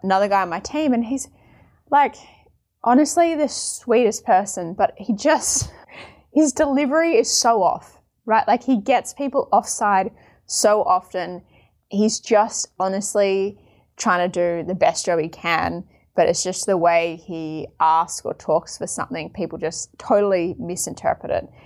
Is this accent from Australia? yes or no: yes; Australia; I'm from Australia